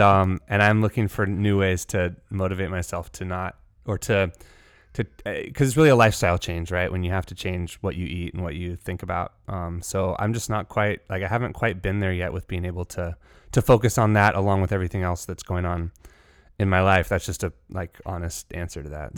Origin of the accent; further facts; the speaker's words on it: California, United States; me as a Californian